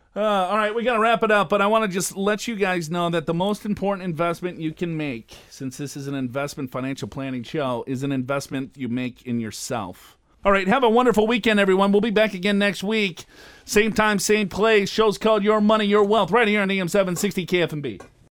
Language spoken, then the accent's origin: English; Minneapolis, Minnesota, United States; I was born and raised in Minneapolis, Minnesota.